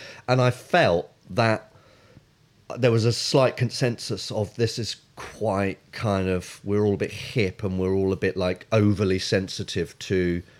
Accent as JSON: {"language": "English", "country": "Nigeria", "said": "I'm actually Nigerian."}